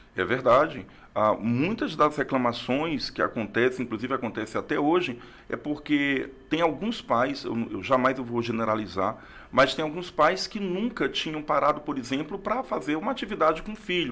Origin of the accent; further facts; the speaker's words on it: Rio Branco, Acre, Brazil; also born or lived in Tarauacá; Sou acriano, nasci em Tarauacá no ano de 1975. Mas com dois anos vim para Rio Branco com meus pais, com minha família e estou aqui sou acriano, acriano mesmo, nascido em Tarauacá, mas um pouco mais rio-branquense do que tarauacaense.